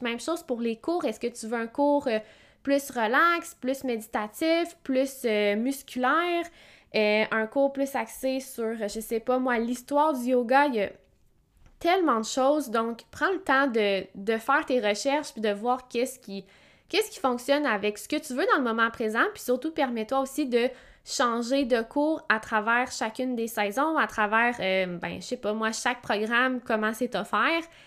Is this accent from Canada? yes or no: yes; Quebec, Canada; je viens de Québec